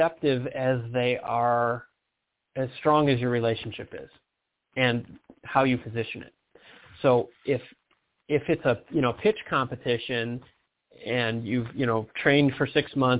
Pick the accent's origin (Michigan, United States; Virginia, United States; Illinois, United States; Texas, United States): Michigan, United States; moved away; I'm from Michigan originally.